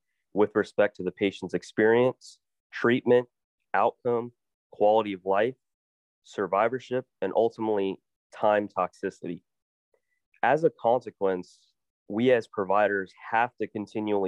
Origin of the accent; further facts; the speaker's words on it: New Orleans, Louisiana, United States; moved away as an adult; also born or lived in Rhode Island / Iowa / Southeast Missouri; now in Missouri, United States; I'm originally from New Orleans, Louisiana.